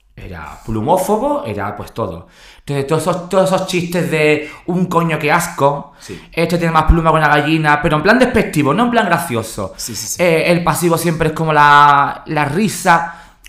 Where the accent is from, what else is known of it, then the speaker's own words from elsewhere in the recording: San Fernando, Andalusia, Spain; de San Fernando, de donde soy yo